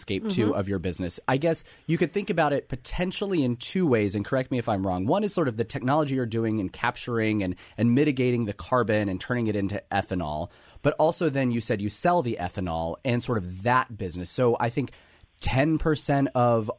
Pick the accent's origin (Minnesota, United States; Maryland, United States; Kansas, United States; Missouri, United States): Kansas, United States; I'm from Kansas